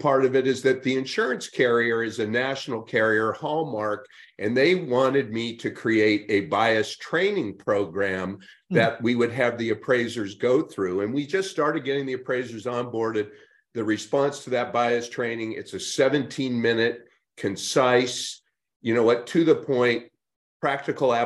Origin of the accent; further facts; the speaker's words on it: Northern California, United States; my friends that I grew up with in Northern California